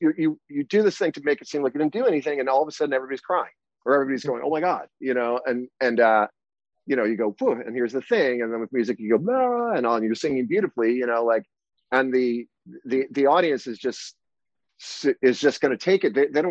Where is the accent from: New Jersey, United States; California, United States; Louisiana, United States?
New Jersey, United States; also born or lived in New York City; I grew up in New Jersey